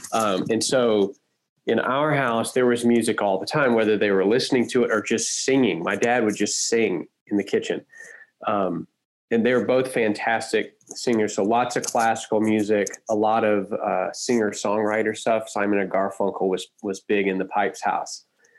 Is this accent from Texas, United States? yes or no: yes; Huntsville, Texas, United States; Yeah, Toby and I grew up mostly in Huntsville, which is north of Houston.